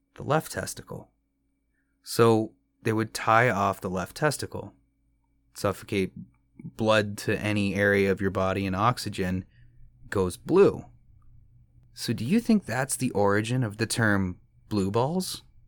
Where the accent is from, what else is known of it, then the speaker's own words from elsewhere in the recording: Canada; As a Canadian, we have to pay into a universal healthcare